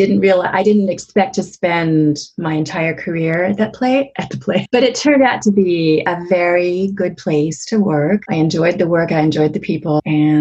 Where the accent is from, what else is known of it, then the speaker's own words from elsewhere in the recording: Southern California, United States; moved away as an adult; also born or lived in San Diego, California / Salem, Oregon; now in Seattle, United States; I grew up in Southern California I was born in San Diego, but I grew up mostly in a city just south of San Diego called Napa. And I lived there until just about a year after college.